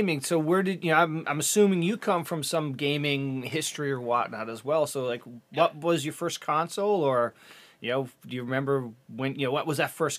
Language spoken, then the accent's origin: English; Newfoundland and Labrador, Canada; moved away; I grew up in Newfoundland